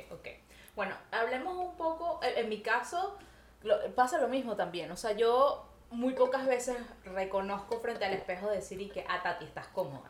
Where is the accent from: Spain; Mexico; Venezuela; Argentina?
Venezuela; moved away as an adult; now in Montreal, Canada; nosotros nos salimos de Venezuela, nosotras venimos bueno, en mi caso, hace nueve años yo vivo en Montreal, Canadá